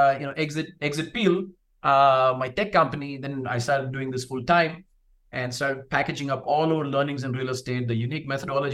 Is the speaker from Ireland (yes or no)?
no; South India, India; moved away; I'm from India originally, and South India to be specific